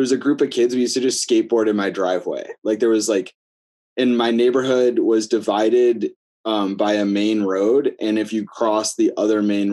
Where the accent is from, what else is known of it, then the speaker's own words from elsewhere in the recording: Buffalo, New York, United States; moved away as an adult; now in Cleveland, United States; I was born in Buffalo, New York, moved to Cleveland about 5 or 6 years ago